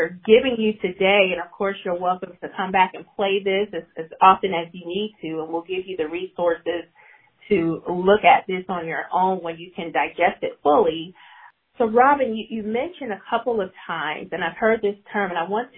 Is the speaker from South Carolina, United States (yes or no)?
yes; Charleston, South Carolina, United States; now in Columbia, United States; I'm new to Columbia. I'm from the Charleston area.